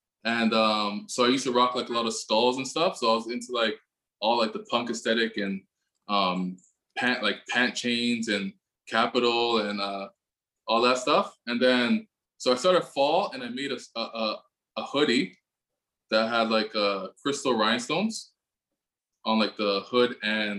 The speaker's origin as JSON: {"language": "English", "town": "Richmond Hill", "region": "Ontario", "country": "Canada", "moved": "as an adult", "lives_now": "Toronto, Canada", "said": "originally I'm from Richmond Hill"}